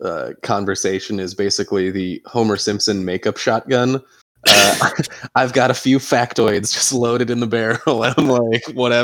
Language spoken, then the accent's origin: English; Ireland; I'm Irish. Let's lower this 10 degrees. I would like to wear a jacket all the time.